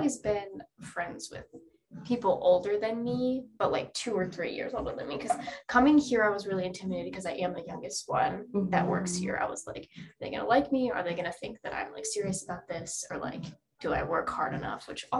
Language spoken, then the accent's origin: English; Ohio, United States; moved away as an adult; now in North Carolina, United States; I'm from Ohio, moved to North Carolina, September 2019. I stayed for 3 months and then I went back home.